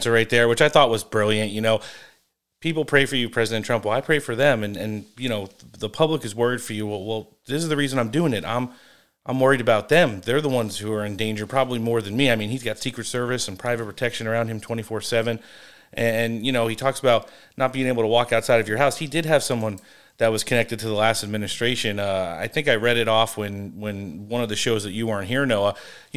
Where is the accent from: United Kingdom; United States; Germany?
United States; New Jersey; I'm from North Jersey. So originally